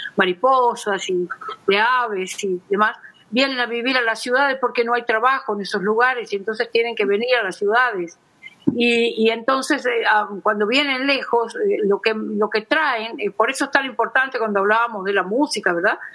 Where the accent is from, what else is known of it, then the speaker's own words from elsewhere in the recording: Corrientes, Argentina; yo soy correntina y en mi provincia